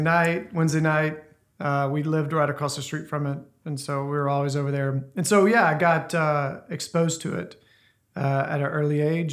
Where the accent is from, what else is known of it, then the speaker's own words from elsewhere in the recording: Ruston, Louisiana, United States; moved away; I grew up in Louisiana, Ruston area, in a really small town.